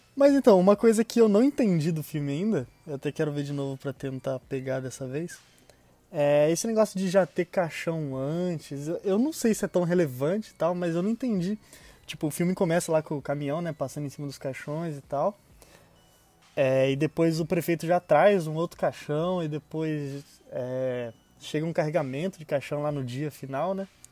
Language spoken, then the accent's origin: Portuguese; São Paulo, Brazil; eu sou paulista